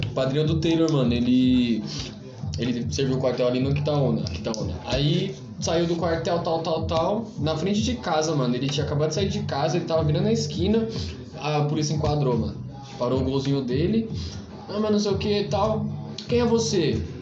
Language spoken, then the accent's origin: Portuguese; Carapicuíba, São Paulo, Brazil; Sou de Carapicuíba